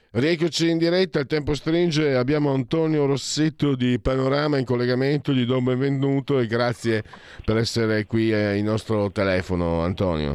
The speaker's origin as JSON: {"language": "Italian", "country": "Italy", "also_born_or_lived": "Friuli-Venezia Giulia / Veneto", "said": "sono mezzo friulano e mezzo vento"}